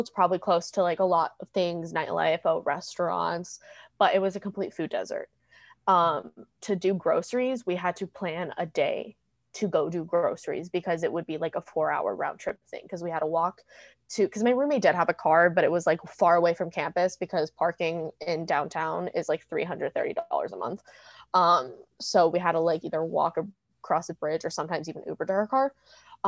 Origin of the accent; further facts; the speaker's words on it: Virginia, United States; moved away as an adult; also born or lived in Pittsburgh, Pennsylvania; now in Los Angeles, United States; I was raised in Virginia, in, you can even Google it, the richest county of America